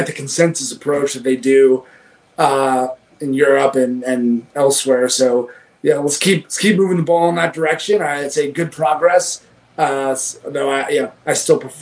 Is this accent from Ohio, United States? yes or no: no; New York, United States; I'm a New Yorker